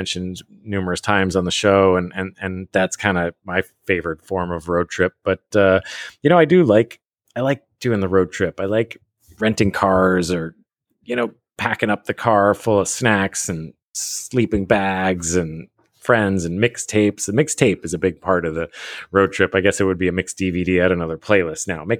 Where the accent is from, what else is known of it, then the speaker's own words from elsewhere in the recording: Vermont, United States; moved away; also born or lived in California; we'd road trip from Vermont to Jersey.